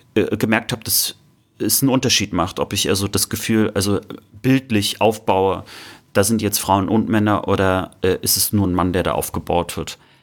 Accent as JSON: {"language": "German", "area": "Baltic coast near Prerow", "region": "Mecklenburg-Vorpommern", "country": "Germany", "tie": "born or raised there", "said": "Prero war natürlich meine Heimat viel näher"}